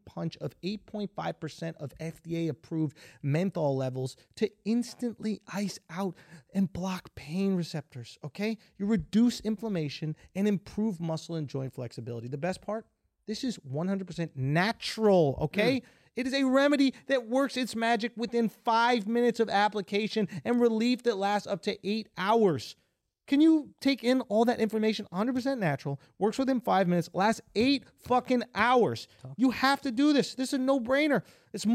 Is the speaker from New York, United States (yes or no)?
yes; New York, United States; I'm a New Yorker